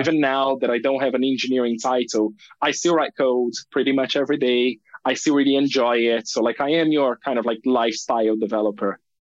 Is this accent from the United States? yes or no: no; Brazil; moved away as an adult; also born or lived in United Kingdom; I grew up in Brazil